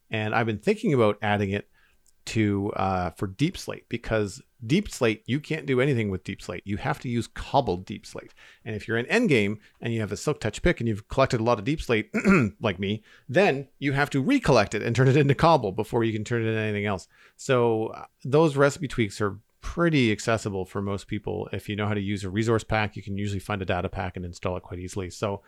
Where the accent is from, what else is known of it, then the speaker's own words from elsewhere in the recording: Canada; As a Canadian